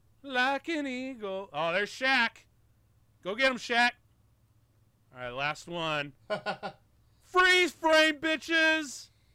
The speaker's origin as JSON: {"language": "English", "town": "Chicago", "region": "Illinois", "country": "United States", "tie": "born or raised there", "said": "I'm from Chicago. My dad was living in Chicago when I was born."}